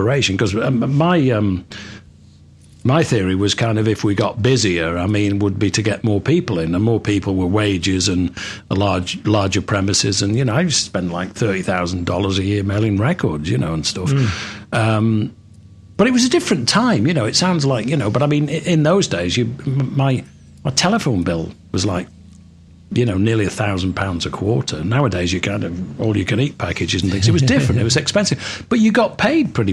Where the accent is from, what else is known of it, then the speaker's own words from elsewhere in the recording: Manchester, North West England, United Kingdom; moved away as an adult; now in Florida, United States; I come from Manchester, so I grew up on